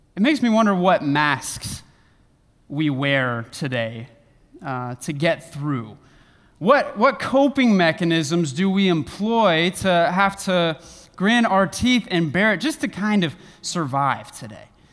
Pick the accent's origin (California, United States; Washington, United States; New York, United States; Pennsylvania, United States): California, United States; Northern; now in Western Michigan, United States; I live in Western Michigan, but was born and raised in Northern California